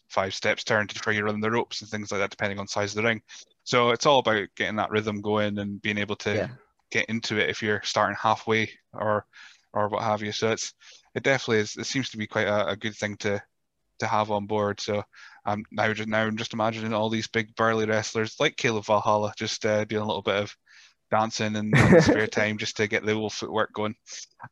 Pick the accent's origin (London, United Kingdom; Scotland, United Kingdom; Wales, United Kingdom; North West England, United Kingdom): Scotland, United Kingdom; Rothes; I grew up in Rothes and Elgin was the big city